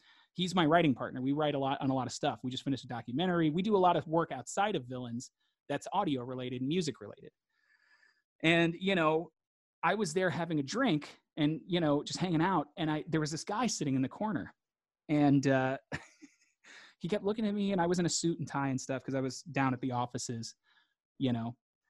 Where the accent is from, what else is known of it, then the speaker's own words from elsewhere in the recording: Mississippi, United States; And I was like, oh, I'm from Mississippi. He's like, so you're Mississippi. And I was like, okay, I'm Mississippi, you know?